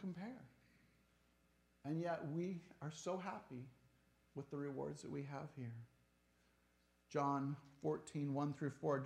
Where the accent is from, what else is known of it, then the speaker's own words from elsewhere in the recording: Tacoma, Washington, United States; I'm from Tacoma.